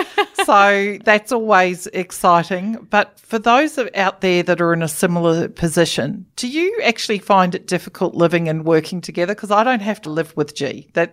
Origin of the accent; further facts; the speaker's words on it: Gold Coast, Queensland, Australia; I was brought up on the Gold Coast